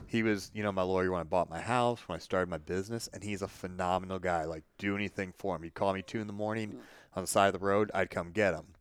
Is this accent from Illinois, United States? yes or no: yes; Illinois, United States; my hometown